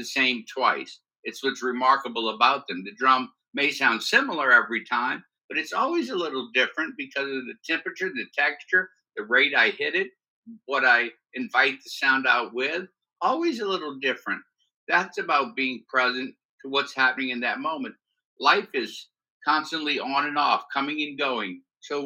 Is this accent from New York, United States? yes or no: no; New Orleans, Louisiana, United States; born and raised in New Orleans